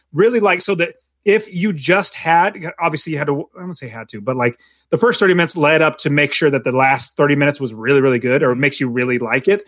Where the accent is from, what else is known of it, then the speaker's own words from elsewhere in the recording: United States; being American